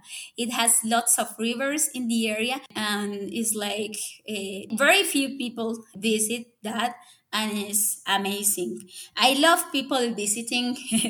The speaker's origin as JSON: {"language": "English", "town": "Bucaramanga", "region": "Santander", "country": "Colombia", "tie": "born or raised there", "second_language": "English", "moved": "yes", "lives_now": "Bogota, Colombia", "said": "when I came for university here, I hated Bogota. I hated Bogota because it was cold for me, because it rained harder than in my hometown that was warm."}